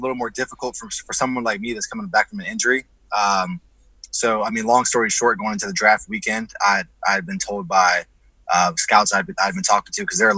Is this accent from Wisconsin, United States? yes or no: no; Dayton, Ohio, United States; also born or lived in Columbus, Ohio; I'm from Ohio. I was born in Dayton, Ohio. I live in Columbus, Ohio.